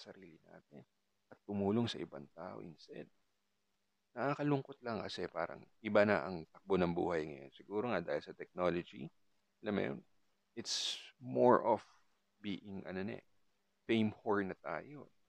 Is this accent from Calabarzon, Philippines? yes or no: yes; Calabarzon, Philippines; I'm from I'm from Cavite.